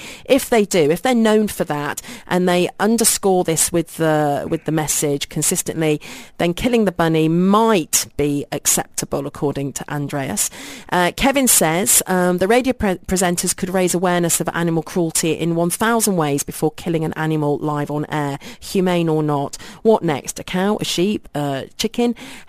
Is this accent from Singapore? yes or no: no; Brazil; If we had to go back to our home country, is it possible to ship him? Since we're from Brazil, we have a 15-hour flight.